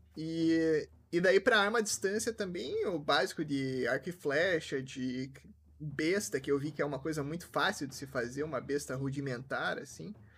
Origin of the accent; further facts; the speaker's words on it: Curitiba, Paraná, Brazil; now in Toronto, Canada; eu Originalmente sou de Curitiba, mas não tô em Curitiba